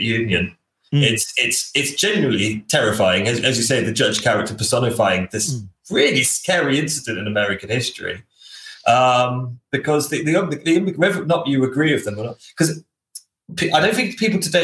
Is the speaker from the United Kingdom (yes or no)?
yes; United Kingdom; we're British